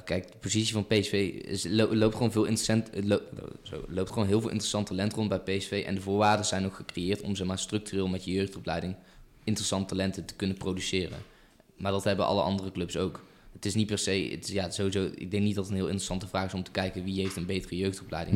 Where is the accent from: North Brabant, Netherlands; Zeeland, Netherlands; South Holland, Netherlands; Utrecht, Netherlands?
North Brabant, Netherlands; Eindhoven; ik ben een Eindhovense jongen, ik kom uit Eindhoven